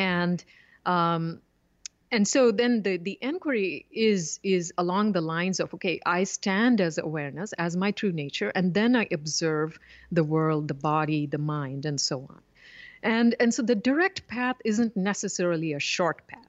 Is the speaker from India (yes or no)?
yes; southern India, India; I grew up in India and was immersed in, you know, the, uh, philosophy of yoga and Vedanta